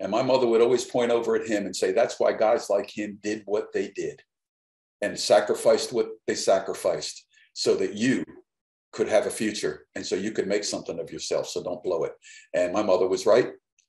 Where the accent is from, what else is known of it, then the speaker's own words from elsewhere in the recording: United States; also born or lived in Nashville, Tennessee; We're American people